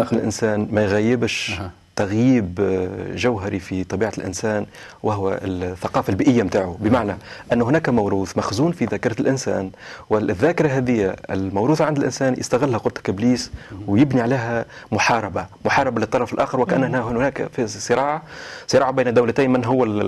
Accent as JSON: {"language": "Arabic", "country": "Tunisia", "said": "بلادي تونس"}